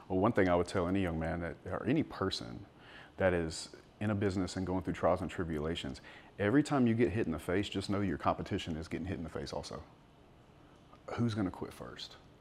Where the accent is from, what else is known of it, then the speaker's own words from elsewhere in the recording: South Louisiana, United States; I grew up in South Louisiana